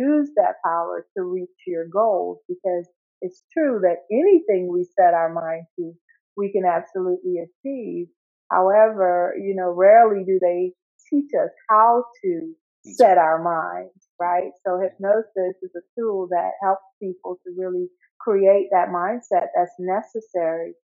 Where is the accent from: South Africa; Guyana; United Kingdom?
Guyana; now in United States; I'm living in the United States, but I was born in South America, in Guyana.